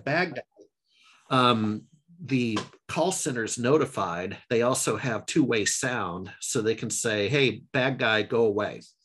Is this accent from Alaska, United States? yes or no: yes; Alaska, United States; moved away as an adult; now in Seattle, United States; I grew up in alaska